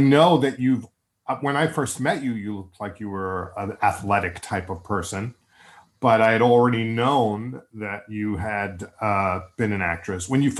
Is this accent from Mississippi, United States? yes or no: no; New York, United States; accent: Long Island; I had to learn how to get rid of my Long Island accent when I was an actor because it just wasn't going to work.